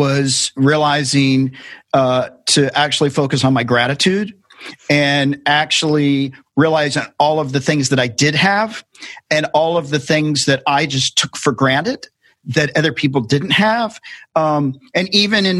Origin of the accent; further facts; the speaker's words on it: Tennessee, United States; I grew up in Tennessee